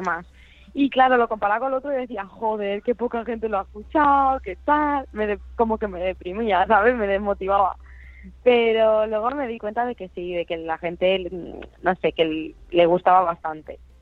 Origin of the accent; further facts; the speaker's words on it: Albacete, Castilla-La Mancha, Spain; now in Valencia, Spain; yo soy de Albacete, vivo en Valencia